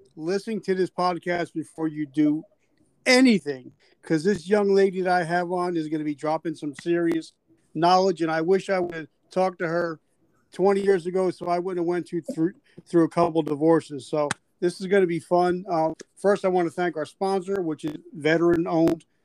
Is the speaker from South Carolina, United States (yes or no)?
yes; South Carolina, United States; I'm from South Carolina